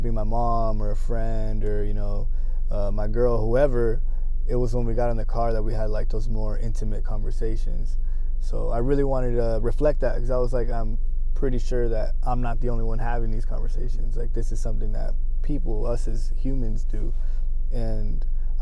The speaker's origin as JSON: {"language": "English", "town": "Othello", "region": "Washington", "country": "United States", "tie": "born or raised there", "also_born_or_lived": "Los Angeles, California / Pasco, Washington", "said": "I'm from Othello, Washington. I was born in Los Angeles originally, but, you know, did a lot of moving around. I actually used to live in Pasco"}